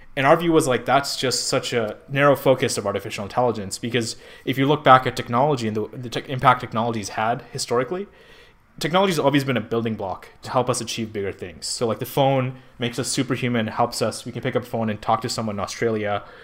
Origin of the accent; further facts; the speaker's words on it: Pakistan; moved away as an adult; now in California, United States; I'm from Pakistan